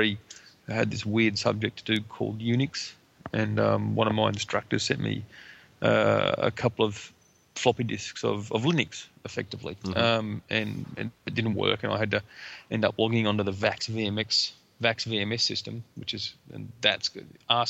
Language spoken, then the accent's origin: English; Emerald, Queensland, Australia; also born or lived in Cloncurry / Rockhampton; No, I'm actually born in Cloncurry in northern Queensland, and I was raised in Emerald in the Bowen Basin and Rockhampton in central Queensland.